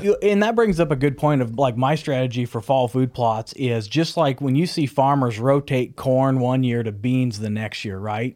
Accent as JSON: {"language": "English", "region": "Nebraska", "country": "United States", "tie": "born or raised there", "said": "growing up in Nebraska"}